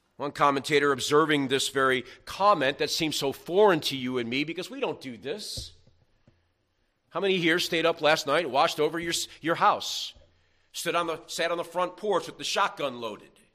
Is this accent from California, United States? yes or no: no; New York, United States; I'm from New York